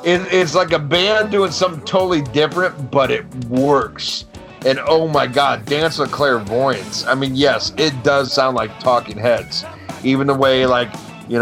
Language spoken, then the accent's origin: English; United States; I was born in America